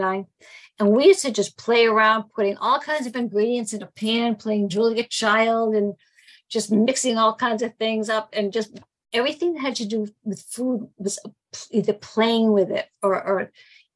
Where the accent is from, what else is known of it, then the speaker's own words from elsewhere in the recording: Boston, Massachusetts, United States; I'm from Boston